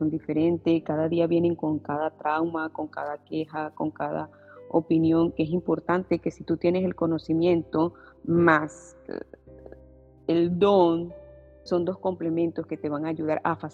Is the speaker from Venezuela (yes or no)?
yes; Venezuela; soy de Venezuela, estoy casada hace 15 años y medio